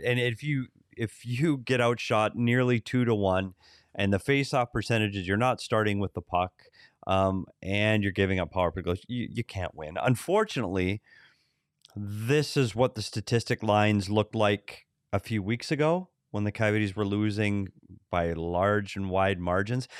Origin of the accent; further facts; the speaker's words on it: Bemidji, Minnesota, United States; moved away; Bemidji, Minnesota. I took a road trip there this summer, my hometown